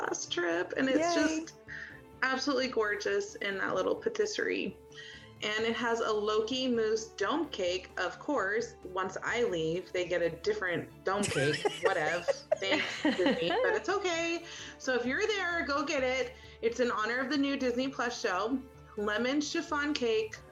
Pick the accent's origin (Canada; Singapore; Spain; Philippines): Spain; moved away; I was born in Spain